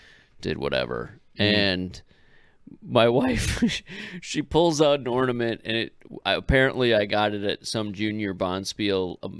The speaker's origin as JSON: {"language": "English", "region": "Upper Midwest", "country": "United States", "tie": "born or raised there", "said": "Growing up in the upper Midwest"}